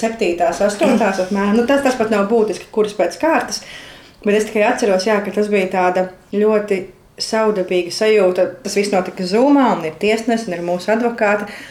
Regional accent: Latvia; Mēs abi esam latvieši un arī ļoti patriotiski par savu valsti

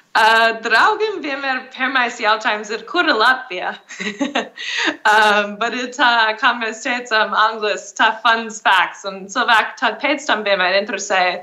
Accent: Arizona, United States; moved away as an adult; also born or lived in India / South Africa; now in Riga, Latvia; es uzaugu Arizonas štatā ASV

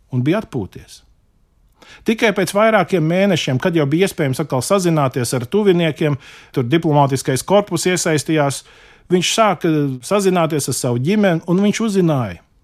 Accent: Latvia

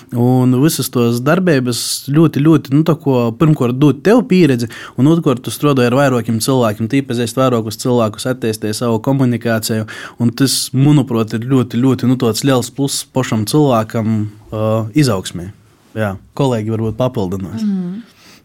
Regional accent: Daugavpils municipality, Latgale, Latvia; also born or lived in Rēzekne; Es pats vispār esmu, nu, no Daugapils novada, tagad jau no augšdaļgavas novada, pabeidzuši poģu vidusskolu

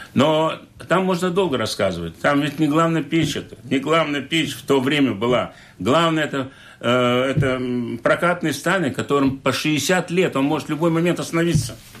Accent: Liepāja, Latvia; я родом из Лепы. Мои, я, мои родители 17, 17 столетия здесь живут, предки

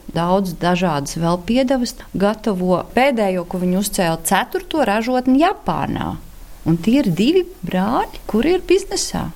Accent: Kuldīga, Kurzeme, Latvia; moved away; Es esmu uzaugusi pie Kuldīgas, esmu lauku meitene, ir tāds ciemats Timale.

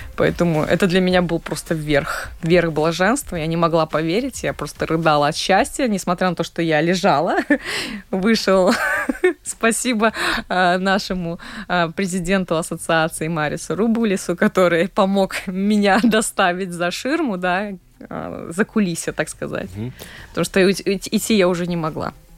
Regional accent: Daugavpils, Latgale, Latvia; в моем родном городе, в Даугавпилсе

